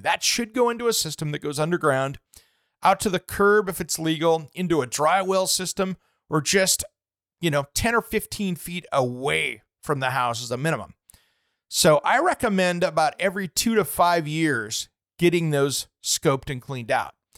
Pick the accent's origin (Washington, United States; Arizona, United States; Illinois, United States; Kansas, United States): Washington, United States; Eastern; moved away; growing up in Eastern Washington where I did